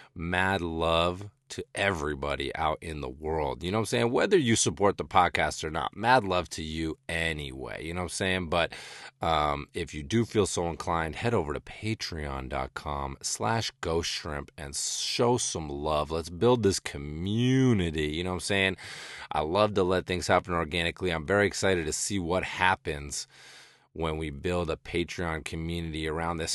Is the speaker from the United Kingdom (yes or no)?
no; rural western Massachusetts, United States; also born or lived in southern New Hampshire / Los Angeles / Northeast Kingdom, Vermont; now in Vermont, United States; growing up in New England, um, you know, born and raised in rural western Massachusetts, then jumped up to, uh, suburban southern New Hampshire, and then eventually settling in the Northeast Kingdom of Vermont